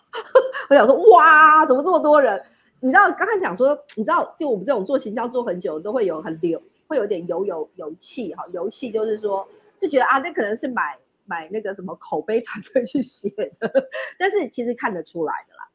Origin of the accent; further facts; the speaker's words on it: northern Taiwan, Taiwan; 我是北部长大的小孩，我也大部分的时间都是在北部工作